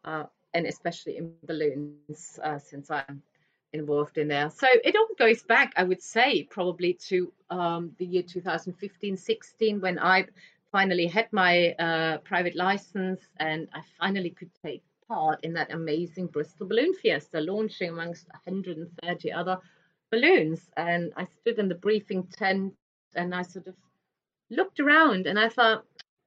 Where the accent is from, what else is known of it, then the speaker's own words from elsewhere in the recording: Germany; moved away; I'm originally from Germany